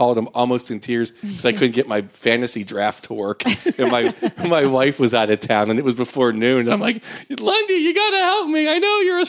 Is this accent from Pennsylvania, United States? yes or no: yes; Pittsburgh, Pennsylvania, United States; moved away as an adult; also born or lived in San Francisco; now in Los Angeles, United States; I grew up in Pittsburgh, Pennsylvania, and was just a bartender, kind of knock-around Italian kid